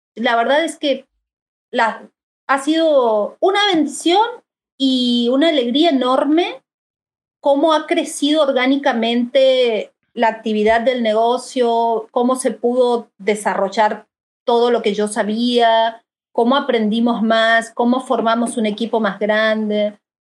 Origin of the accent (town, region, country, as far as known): Argentina; moved away as an adult; also born or lived in Monterrey, Mexico; now in Mexico